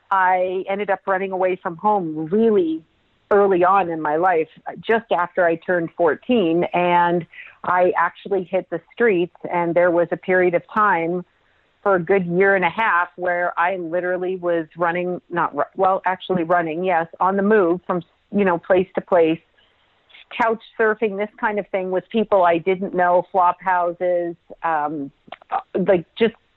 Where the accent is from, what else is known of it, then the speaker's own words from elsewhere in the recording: Toronto, Ontario, Canada; but yes, I was born in Toronto, Canada, which is my homeland, my home people. So it's especially nice to be talking to a fellow Canadian.